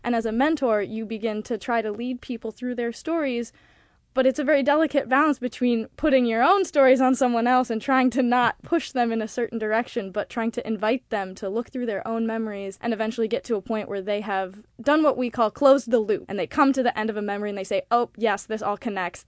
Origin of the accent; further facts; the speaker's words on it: Montana, United States; moved away as an adult; now in New York, United States; I am from Montana